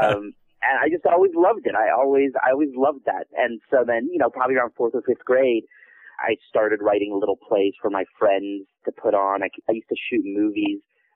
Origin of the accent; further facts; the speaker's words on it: Iowa Falls, Iowa, United States; I actually grew up, in Iowa in a small town called Iowa Falls of about, 5,000